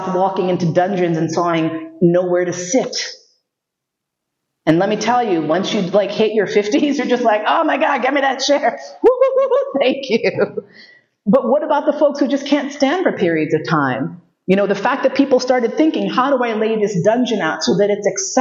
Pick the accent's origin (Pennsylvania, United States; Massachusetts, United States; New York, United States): New York, United States; New York City; moved away; also born or lived in Vienna; I grew up in New York City